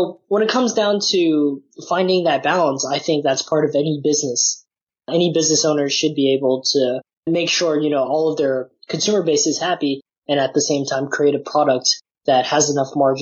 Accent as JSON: {"language": "English", "town": "San Francisco", "region": "California", "country": "United States", "tie": "born or raised there", "also_born_or_lived": "Nottingham, United Kingdom", "said": "born and raised in San Francisco"}